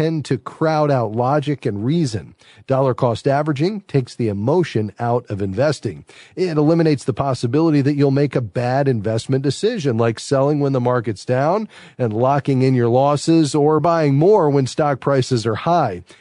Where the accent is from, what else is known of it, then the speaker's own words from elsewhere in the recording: Fort Lauderdale, Florida, United States; Fort Lauderdale, Florida, my hometown